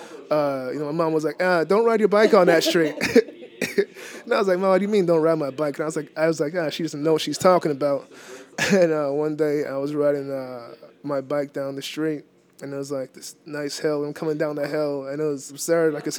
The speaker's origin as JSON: {"language": "English", "town": "Boston", "region": "Massachusetts", "country": "United States", "tie": "born or raised there", "said": "I am born and raised in Dorchester"}